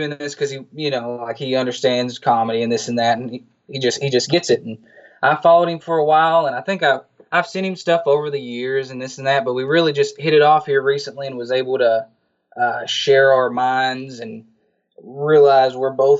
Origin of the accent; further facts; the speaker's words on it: Arkansas, United States; Yeah, I'm from Arkansas and there's not too much running around here